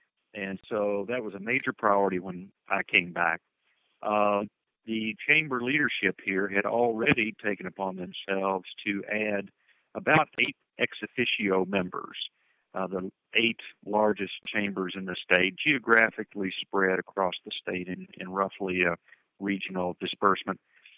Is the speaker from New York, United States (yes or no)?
no; Owensboro, Kentucky, United States; moved away as an adult; also born or lived in Birmingham, Alabama; I'm a native of Kentucky. I was born and raised in Owensboro, Kentucky